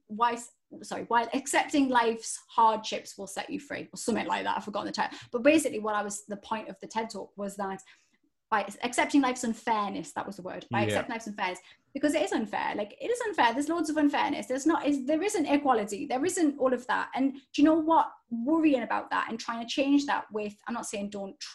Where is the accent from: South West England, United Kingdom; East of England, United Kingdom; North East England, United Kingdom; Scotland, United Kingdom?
North East England, United Kingdom; Newcastle upon Tyne; accent: Geordie; I grew up in Newcastle